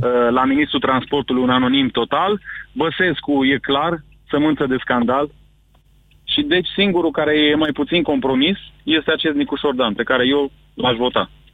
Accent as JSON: {"language": "Romanian", "town": "Sibiu", "region": "Sibiu County", "country": "Romania", "said": "Eu sunt din Sibiu"}